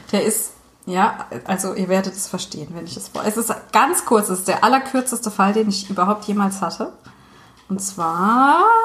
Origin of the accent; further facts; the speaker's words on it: St. Wendel, Saarland, Germany; moved away; in St. Wendel, meiner alten Heimat